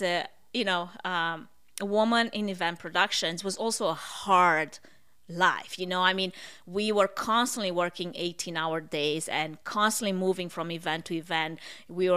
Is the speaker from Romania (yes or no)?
yes; Romania; accent: Russian; English is a second language; moved away as an adult; also born or lived in Portland, Oregon; now in United States; I moved from Romania